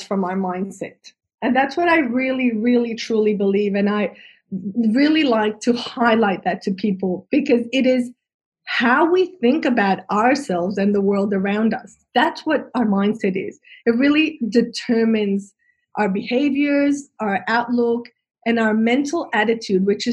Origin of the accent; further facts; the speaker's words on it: Colombia; moved away as an adult; now in Australia; I'm originally from Colombia, South America, and I arrived in Australia 20 years ago